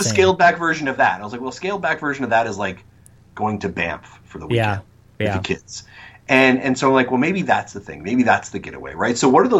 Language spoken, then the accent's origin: English; East Coast, United States; born there; I was born on the East Coast, and so I was like, we haven't been back.